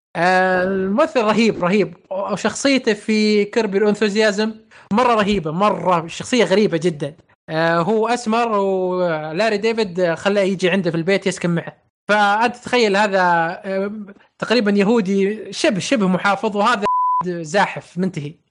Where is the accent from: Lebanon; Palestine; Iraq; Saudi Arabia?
Saudi Arabia; إحنا من السعودية